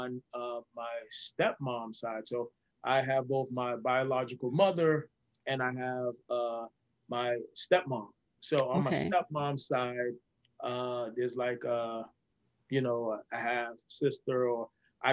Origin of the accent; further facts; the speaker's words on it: Boston, Massachusetts, United States; moved away as an adult; also born or lived in Montserrat; now in Atlanta, United States; I came over here when I was 5, turning 6. So I spent most of my time actually in Boston